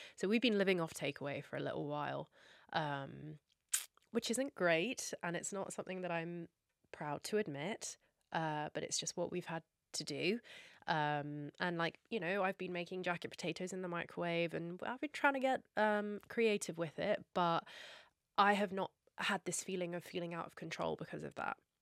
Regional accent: Scotland, United Kingdom; I'm also Scottish and we have something called Burns Night where we have haggis, neeps and tatties. That's a big thing for me that tastes like home for me

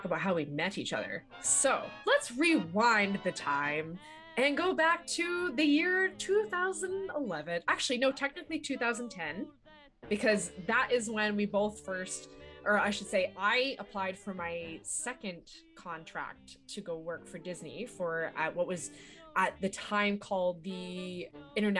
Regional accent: London, Ontario, Canada; I have grown up in London, Ontario my whole life.

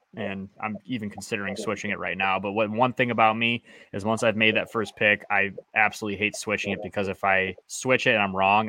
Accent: Michigan, United States; I'm a Midwest person. I'm from Michigan.

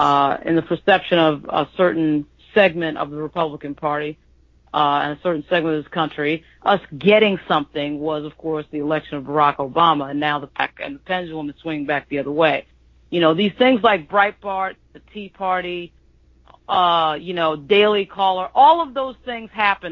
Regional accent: New York, United States; I'm from New York.

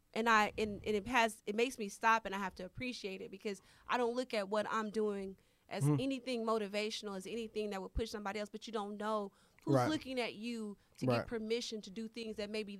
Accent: Humble, Texas, United States; I grew up in Humble, Texas.

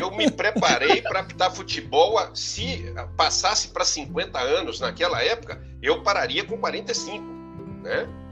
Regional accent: Coronel Fabriciano, Minas Gerais, Brazil; E eu sou de Coronel Fabriciano, né? Minha naturalidade é Coronel Fabriciano, Minas Gerais, interior de Minas

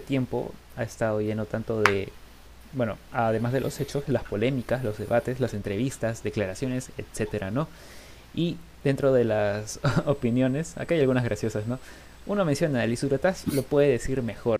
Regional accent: Peru; vamos a seguir aquí siendo peruanos igual

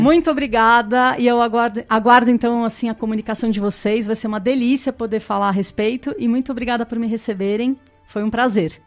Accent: São Paulo, Brazil; now in Botucatu, Brazil; eu sou paulista e vim para Botucatu há seis anos que eu estou morando nessa cidade

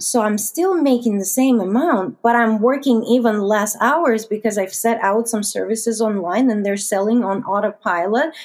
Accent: Russia; moved away as an adult; now in Canada; I was born and raised in Russia.

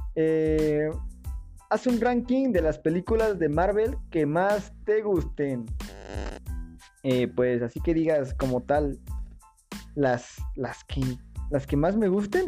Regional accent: Querétaro, Mexico; yo soy de Querétaro

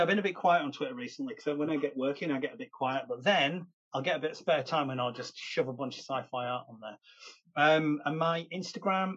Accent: the north of England, United Kingdom; accent: northern English; Thank you for putting up with my accent, everybody. I know the north of England can be a little bit tricky sometimes

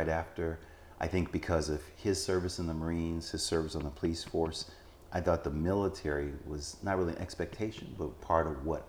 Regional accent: Los Angeles, California, United States; moved away as an adult; also born or lived in Texas / Germany / Maryland; So I was born in Los Angeles, California.

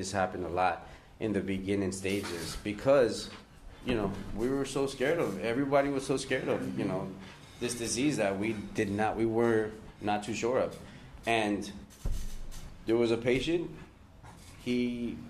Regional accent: Miami, Florida, United States; moved away as an adult; also born or lived in California; I'm from Miami, baby. I'm from the 305, man

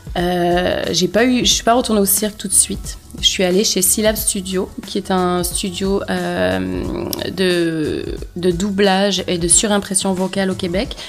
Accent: Provence-Alpes-Côte d'Azur, France; moved away as an adult; now in Montreal, Canada; j'ai grandi dans un tout petit village en Provence

